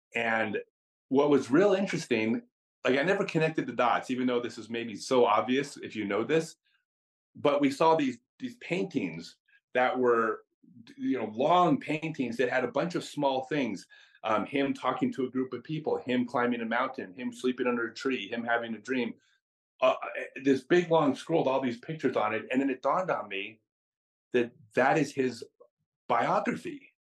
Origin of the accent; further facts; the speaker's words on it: United States; I'm American